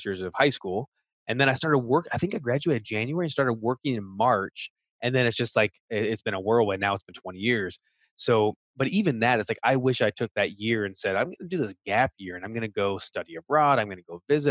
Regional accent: United States; speaking as an American

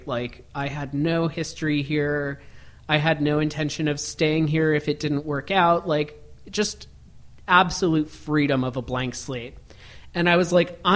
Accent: Miami, Florida, United States; moved away as an adult; also born or lived in Gainesville, Florida; I actually grew up in Miami.

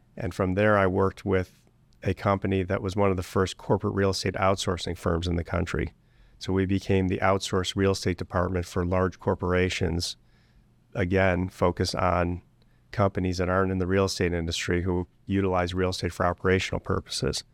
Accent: Cleveland, Ohio, United States; I was born and raised in Greater Cleveland

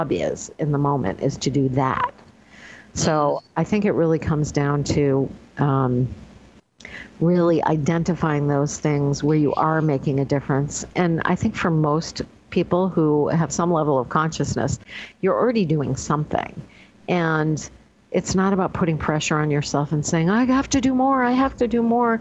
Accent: Northeast, United States; now in New York State, United States; I grew up in the Northeast

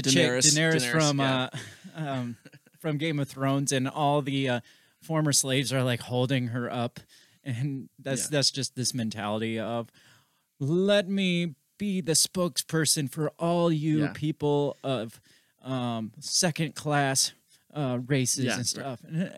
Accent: Brooklyn, New York, United States; I'm from Brooklyn.

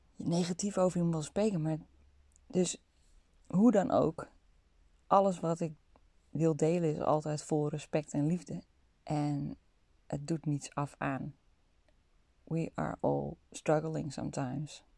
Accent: North Holland, Netherlands; ik kom uit Noord-Holland zoals je misschien wel kunt horen

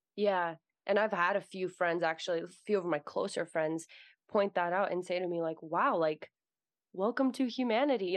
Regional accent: United States; also born or lived in Russia; I was born in Russia, and I grew up in America, so I'm Russian American

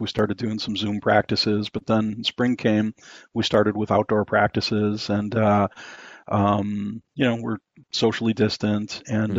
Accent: Wisconsin, United States; moved away; I'm actually from Wisconsin originally, and uh, that's oh, that's the that's the dairy state here in the U.S.

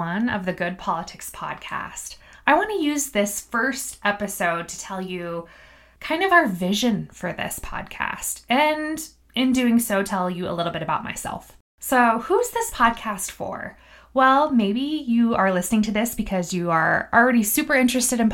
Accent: Missoula, Montana, United States; also born or lived in Clancy, Montana; I was born and raised in Missoula, Montana

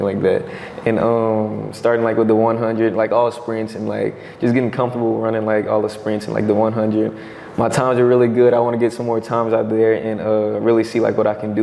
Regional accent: Baton Rouge, Louisiana, United States; I grew up in Baton Rouge like 8 years, for like 8 years when I was younger.

